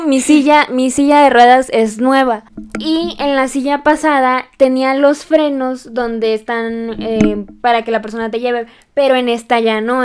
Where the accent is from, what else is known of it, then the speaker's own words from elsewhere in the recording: Mexico; nosotras en México